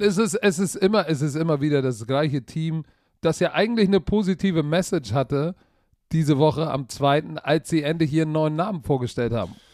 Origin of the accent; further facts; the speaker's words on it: Germany; Wir als Deutsche